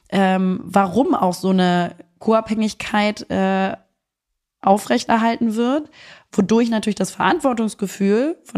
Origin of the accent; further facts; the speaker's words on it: Germany; Und da sind natürlich ich als Deutsche äh, mit deutschen Eltern, die äh, im Frieden aufgewachsen sind